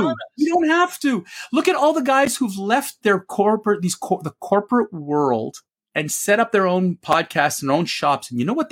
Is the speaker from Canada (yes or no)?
yes; Canada; also born or lived in Montreal